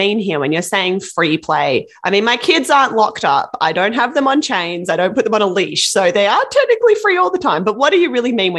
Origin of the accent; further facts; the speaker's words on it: Australia; moved away; I grew up in Australia and we had a big back garden with a mulberry bush.